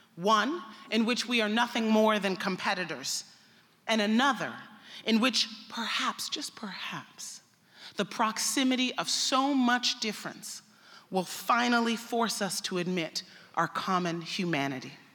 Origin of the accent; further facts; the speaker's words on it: United States; I'm an American